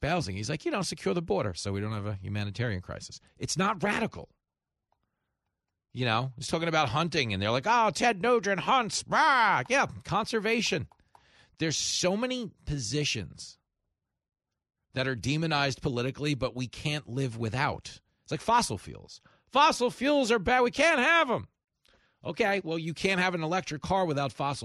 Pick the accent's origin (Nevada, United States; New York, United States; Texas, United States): New York, United States; growing up in New York, if someone wants to take you to the woods, they're killing you